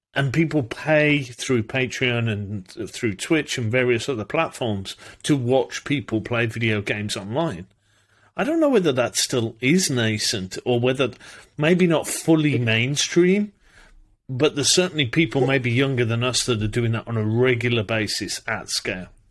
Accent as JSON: {"language": "English", "country": "United Kingdom", "said": "I'm British"}